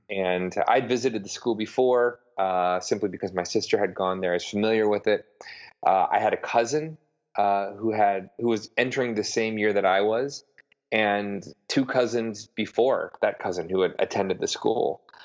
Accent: Broadview, Illinois, United States; moved away as an adult; also born or lived in Oklahoma City, Oklahoma / Michigan; now in New York, United States; I am from uh, Broadview, Illinois, which is a small suburb right right on the border of the great Midwestern city of Chicago.

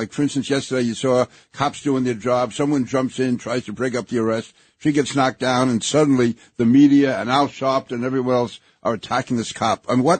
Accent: New York City, New York, United States; as somebody who was born and raised in Queens

